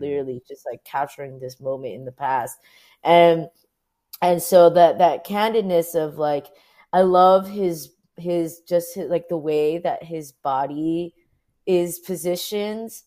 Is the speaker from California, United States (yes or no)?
yes; Orange County, California, United States; now in New York, United States; I was born and raised in Orange County, my parents were Vietnamese refugees